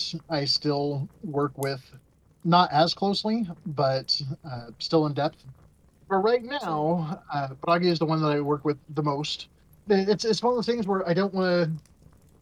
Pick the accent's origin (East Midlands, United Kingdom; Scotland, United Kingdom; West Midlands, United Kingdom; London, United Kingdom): Scotland, United Kingdom; I'm Scottish and stubborn sometimes